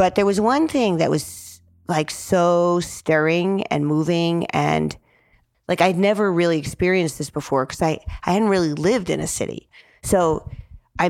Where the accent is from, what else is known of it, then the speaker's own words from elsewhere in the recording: New Jersey, United States; moved away; I'm 22 from New Jersey